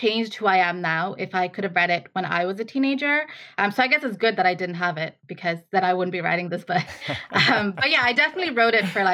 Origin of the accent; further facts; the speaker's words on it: Ireland; also born or lived in Bangladesh; So I'm from Bangladesh originally. That's where I was born. And I moved to Ireland when I was 10 years old, and I've been living here ever since